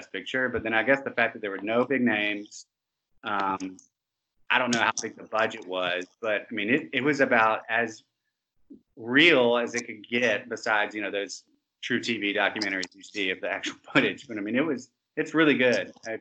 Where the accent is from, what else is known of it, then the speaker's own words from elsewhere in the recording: Montgomery, Alabama, United States; we're all from Montgomery, Alabama